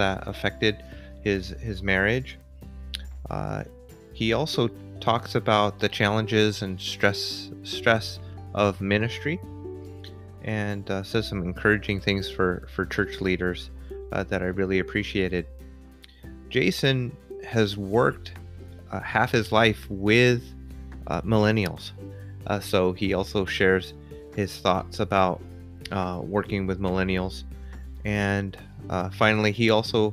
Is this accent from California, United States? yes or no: yes; California, United States; now in Portland, United States; We're both from California and made our way up here to Portland, Oregon.